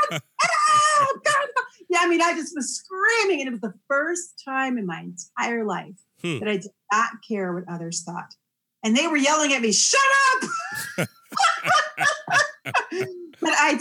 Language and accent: English; Cape May, New Jersey, United States; I grew up in South Jersey, Cape May, New Jersey, from junior high and high school